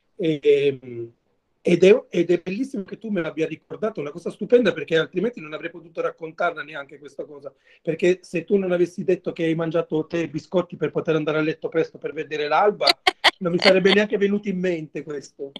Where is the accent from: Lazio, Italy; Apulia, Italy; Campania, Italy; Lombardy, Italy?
Apulia, Italy; Mola di Bari; il mio paese, il, da dove vengo io, che si chiama Mola di Bari, è un paese a sud di Bari